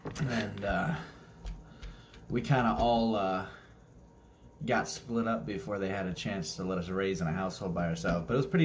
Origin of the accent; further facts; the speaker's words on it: Akron, Ohio, United States; I was born officially in Akron, Ohio. Famously known for the hometown of the one, the king, LeBron James. Yeah. Not too far from Cleveland, actually.